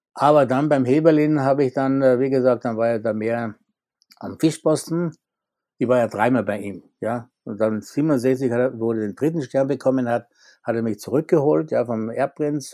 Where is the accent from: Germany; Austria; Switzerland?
Austria; moved away as an adult; als Österreicher